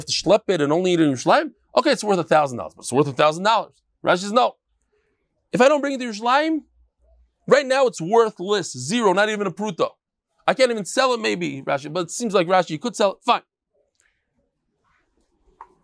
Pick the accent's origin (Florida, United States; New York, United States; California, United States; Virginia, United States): New York, United States; moved away as an adult; now in Israel; as an American